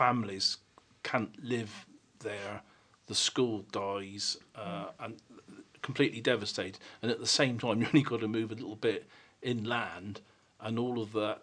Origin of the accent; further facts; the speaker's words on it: Troon, South West England, United Kingdom; I come from Troon near Cambourne.